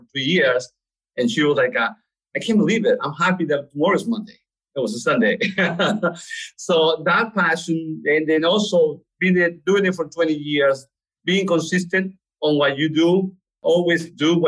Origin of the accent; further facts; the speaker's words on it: Lima, Peru; also born or lived in New York; now in Charlotte, United States; I was born in Peru, Lima, Peru.